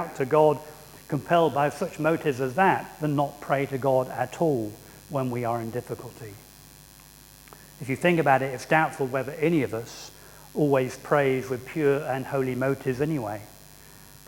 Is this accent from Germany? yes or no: no; England, United Kingdom; as English people, and I'm the stereotypical English person